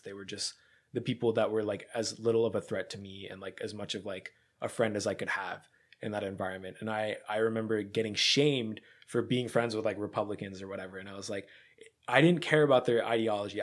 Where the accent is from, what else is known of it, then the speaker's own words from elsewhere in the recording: Pennsylvania, United States; I grew up in Bumblefuck, Pennsylvania